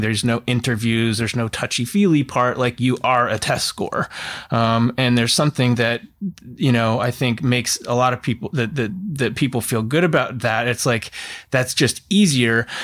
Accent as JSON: {"language": "English", "region": "Oregon", "country": "United States", "tie": "born or raised there", "said": "I grew up in Oregon in the nineties"}